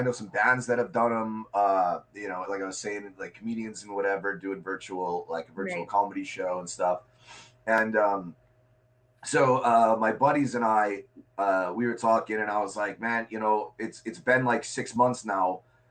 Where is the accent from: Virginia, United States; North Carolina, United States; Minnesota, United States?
Minnesota, United States; moved away as an adult; now in Chicago, United States; When I turned 18, I moved from Minnesota to Chicago, and I didn't have any real client base in Chicago.